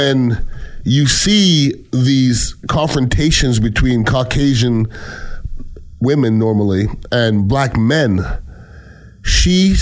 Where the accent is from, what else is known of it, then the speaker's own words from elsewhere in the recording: Canada; moved away; I'm Canadian born